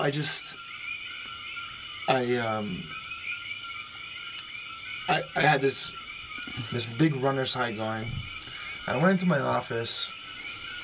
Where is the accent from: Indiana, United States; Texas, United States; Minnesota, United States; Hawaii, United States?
Hawaii, United States; Hilo; I grew up in Hilo.